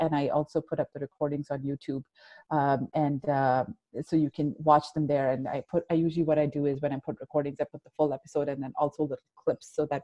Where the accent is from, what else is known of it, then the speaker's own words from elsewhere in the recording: Abu Dhabi, United Arab Emirates; moved away; also born or lived in Pakistan; I was growing up like, a typical teenager, whatever that looked like, and back in the day in the 90s in Abu Dhabi. I'm originally from Pakistan. That's where I was born.